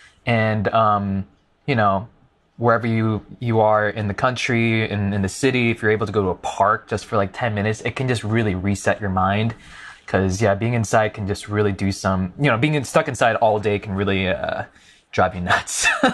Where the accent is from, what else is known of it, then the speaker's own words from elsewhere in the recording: Colorado, United States; I grew up around in the mountains. I'm from Colorado, so like I'm a very outdoorsy person